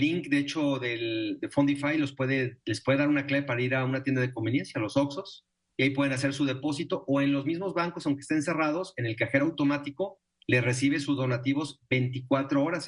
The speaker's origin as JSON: {"language": "Spanish", "country": "Mexico", "said": "nosotros como mexicanos"}